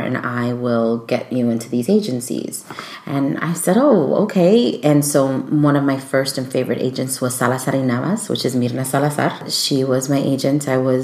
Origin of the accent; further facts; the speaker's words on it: Chicago, Illinois, United States; born and raised in Chicago